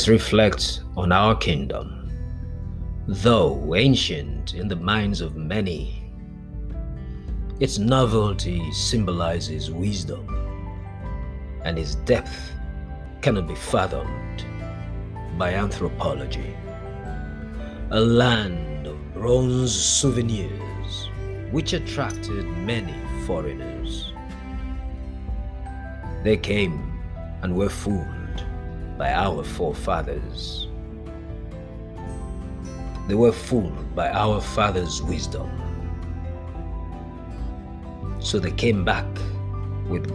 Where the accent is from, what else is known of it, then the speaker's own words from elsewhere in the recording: Ubiaja, Edo, Nigeria; Ubiaja is the name of a town, a small town in Edo State, Nigeria. I grew up in Ubiaja.